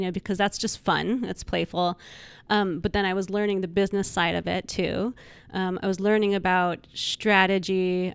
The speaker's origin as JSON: {"language": "English", "town": "Albuquerque", "region": "New Mexico", "country": "United States", "also_born_or_lived": "Los Angeles", "moved": "as an adult", "said": "I came from New Mexico, Albuquerque, and my whole family s, was still back there"}